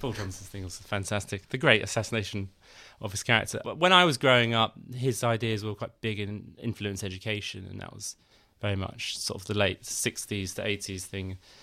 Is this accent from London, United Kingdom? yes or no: yes; London, United Kingdom; I grew up in London